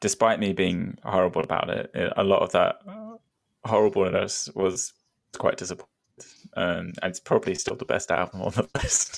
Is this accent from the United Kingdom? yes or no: yes; near Brighton, South East England, United Kingdom; Not that I'm from Brighton, but I live right next to Brighton.